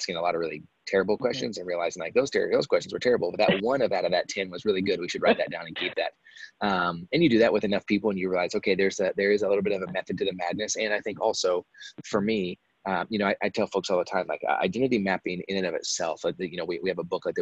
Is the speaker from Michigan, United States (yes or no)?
no; Texas, United States; also born or lived in Dallas–Fort Worth; I'm from Texas, so kind of lived a bunch of places growing up, kind of lived all over Texas. Dallas, Fort Worth, for those of you that are familiar, is kind of where I always ended up